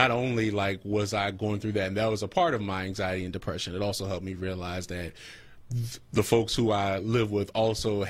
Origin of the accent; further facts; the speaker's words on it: Philadelphia, Pennsylvania, United States; I grew up on Knox Street